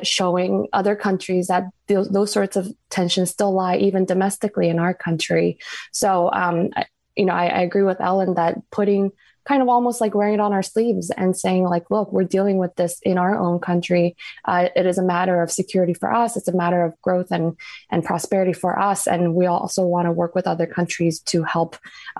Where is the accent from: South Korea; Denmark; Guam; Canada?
Guam; I grew up in Guam where Asians are also a plurality there.